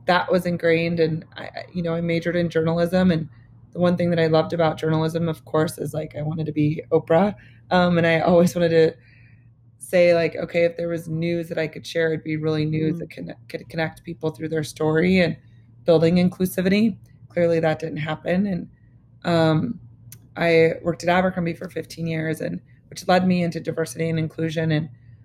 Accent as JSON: {"language": "English", "town": "Lincoln", "region": "Nebraska", "country": "United States", "tie": "born or raised there", "also_born_or_lived": "New York", "moved": "as an adult", "said": "Growing up in Lincoln, Nebraska"}